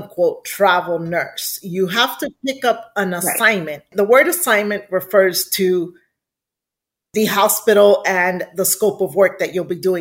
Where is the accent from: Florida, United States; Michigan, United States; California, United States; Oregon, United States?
Florida, United States; Miami; moved away as an adult; also born or lived in Houston, Texas; I was born and raised in Miami, Florida